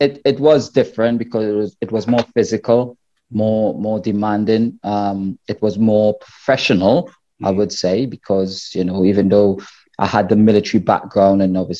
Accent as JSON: {"language": "English", "country": "Trinidad & Tobago", "tie": "born or raised there", "also_born_or_lived": "Wrexham", "moved": "as an adult", "said": "the little village that I grew up in Trinidad"}